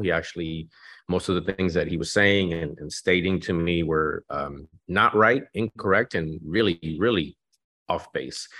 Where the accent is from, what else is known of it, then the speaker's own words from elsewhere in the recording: Mexico; now in Dallas, United States; I was born in Mexico.